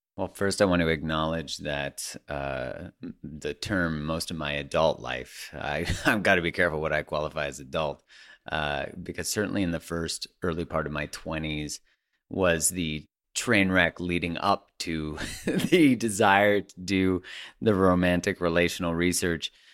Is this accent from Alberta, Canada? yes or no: yes; Calgary, Alberta, Canada; I grew up in Calgary